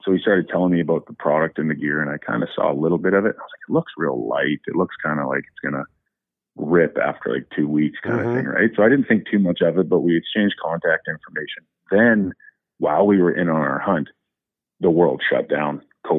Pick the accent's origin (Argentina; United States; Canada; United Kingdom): Canada; We never stopped in the U.S. because I'm from Canada